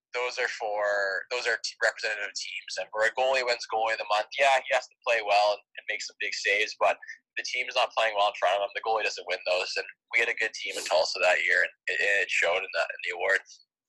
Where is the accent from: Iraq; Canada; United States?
Canada; moved away as an adult; also born or lived in Upper Peninsula of Michigan; being Canadian